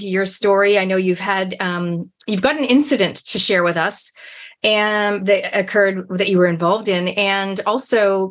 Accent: Canada; I'm from Canada.

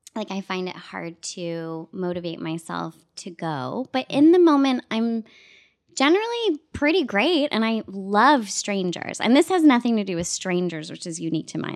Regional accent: Toronto, Ontario, Canada; moved away as an adult; now in United States; I'm a kid from Scarborough

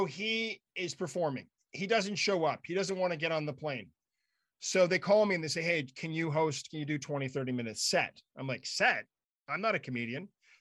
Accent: Ottawa, Ontario, Canada; moved away; I grew up in Ottawa

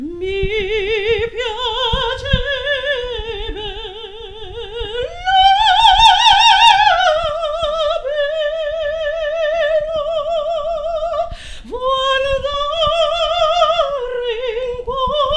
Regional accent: New York, United States; I'm from New York

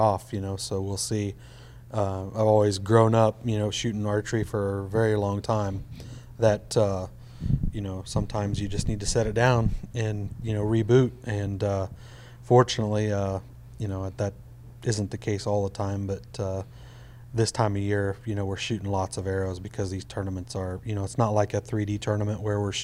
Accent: Midwest, United States; I grew up in the Midwest

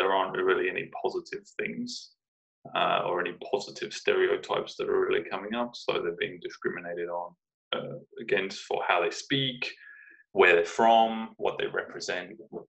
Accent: Brighton, South East England, United Kingdom; now in Richmond, United States; I'm from Brighton, England, and I live in Richmond, California.

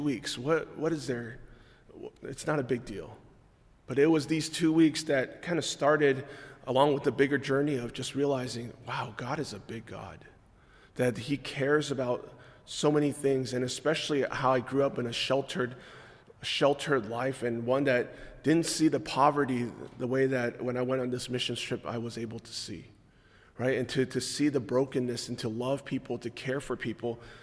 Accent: California, United States; moved away as an adult; now in Maryland, United States; we grew up in California

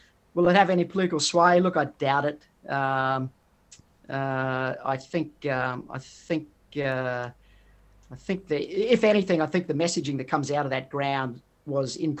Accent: Queensland, Australia; I'm from Queensland

